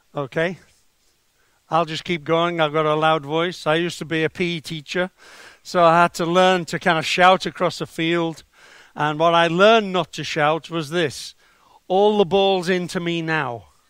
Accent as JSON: {"language": "English", "town": "Liverpool", "region": "North West England", "country": "United Kingdom", "tie": "born or raised there", "said": "I was brought up in Liverpool"}